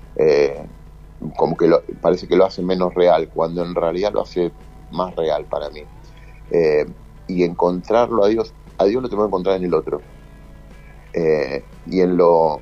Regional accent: Rosario, Santa Fe, Argentina; moved away

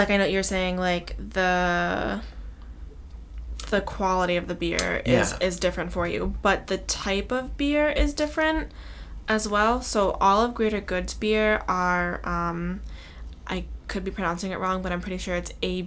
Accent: Massachusetts, United States; we're from Mass.

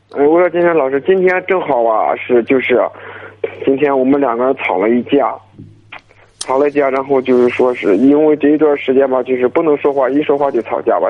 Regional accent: Shanxi, China; 我是山西的

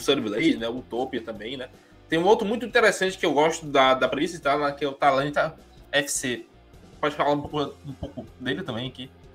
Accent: Fortaleza, Ceará, Brazil; Eu, como cearense, o Felipe também, né? A gente é daqui da cidade

